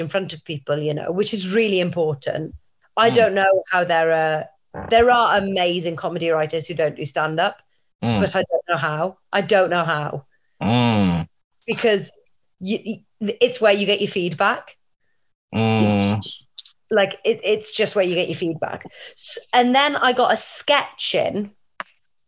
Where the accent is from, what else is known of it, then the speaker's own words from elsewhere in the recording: Welsh, Wales, United Kingdom; I'm Welsh